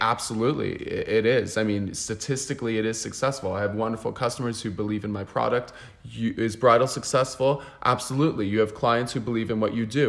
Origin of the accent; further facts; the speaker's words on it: United States; now in Barcelona, Spain; I'm also American and I come from that mentality